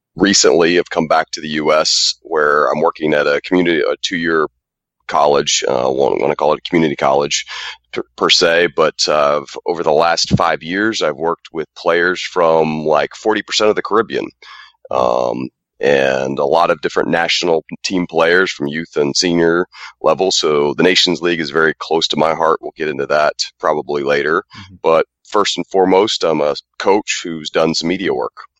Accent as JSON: {"language": "English", "country": "United States", "also_born_or_lived": "Lithuania", "said": "I'm actually an American uh, with the German heritage"}